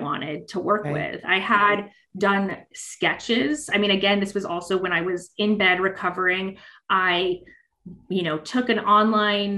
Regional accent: Los Angeles, California, United States; moved away; I'm from Los Angeles originally

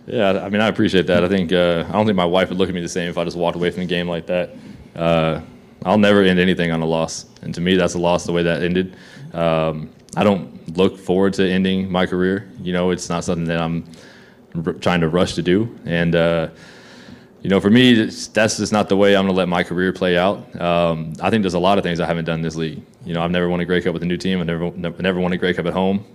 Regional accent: Texas, United States; moved away; also born or lived in Calgary; I'm from Texas

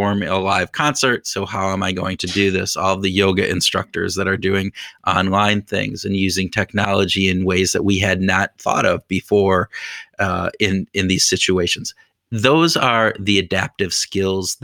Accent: United States; Being an American

